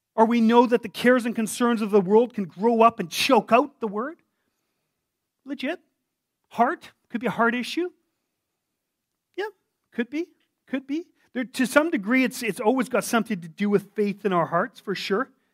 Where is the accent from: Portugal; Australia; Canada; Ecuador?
Canada; me a Canadian